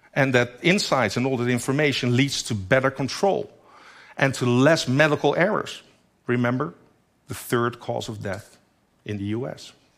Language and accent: English; Netherlands; In my home country, the Netherlands, only 17 million people live there